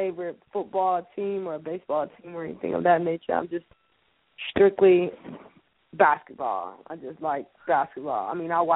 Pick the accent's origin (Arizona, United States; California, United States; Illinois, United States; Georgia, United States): Illinois, United States; Chicago; now in Atlanta, United States; I'm from Chicago, born and raised.